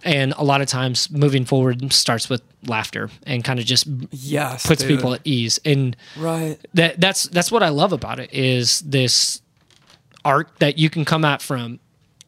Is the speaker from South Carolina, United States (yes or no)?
no; Iowa, United States; my hometown got hit